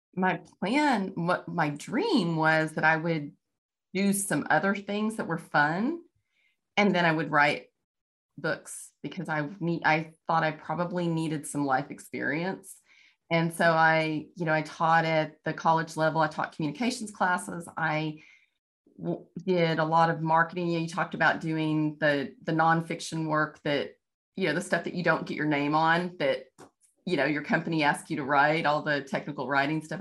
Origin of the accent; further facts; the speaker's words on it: Texas, United States; moved away as an adult; now in Kansas, United States; I'm from Texas. I'm, I live in Kansas now